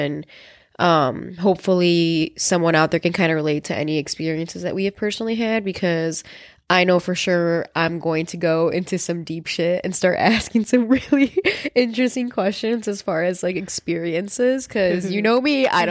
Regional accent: El Paso, Texas, United States; born there; Okay, so I was born in El Paso, Texas. And a lot of people don't actually know that about me. I was born in El Paso, Texas. I have a lot of family down there.

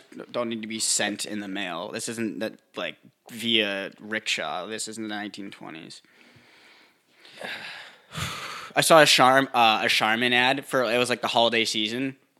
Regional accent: Northeast, United States; moved away; we grew up like, we grew up in the Northeast

